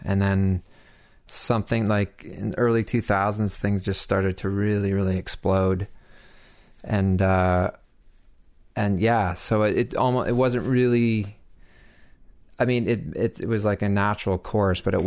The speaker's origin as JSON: {"language": "English", "town": "Toronto", "region": "Ontario", "country": "Canada", "tie": "born or raised there", "also_born_or_lived": "Mono, Ontario", "moved": "as an adult", "said": "I grew up in Toronto and had like made it from Bloor and Spadina to like Bloor and Lansdowne over the course of like 20 years"}